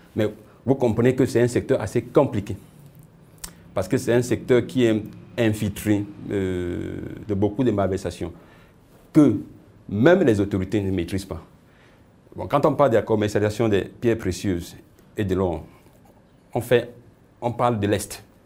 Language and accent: French; Cameroon; je suis né ici au Cameroun